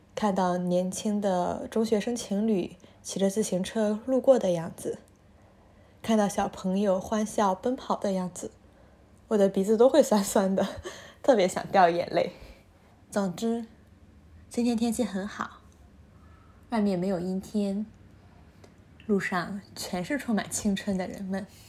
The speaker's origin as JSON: {"language": "Chinese", "region": "northern China", "country": "China", "tie": "born or raised there", "moved": "yes", "said": "我甚至作为一个从小在北方长大的人"}